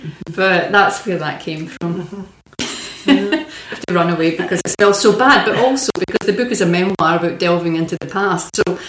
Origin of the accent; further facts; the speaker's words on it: Scotland, United Kingdom; I come from Lanarkshire.